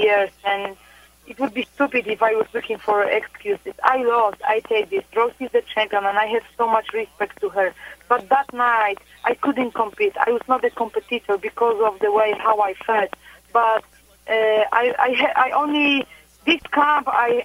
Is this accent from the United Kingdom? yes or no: no; Poland; moved away as an adult; also born or lived in Florida; I love my homeland, and I was born and raised in Poland